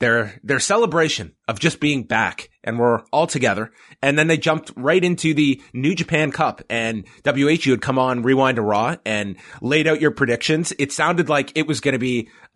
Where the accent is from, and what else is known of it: Canada